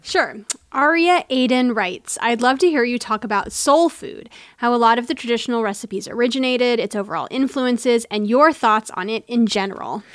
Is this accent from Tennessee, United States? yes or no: yes; Tennessee, United States; I grew up in Tennessee.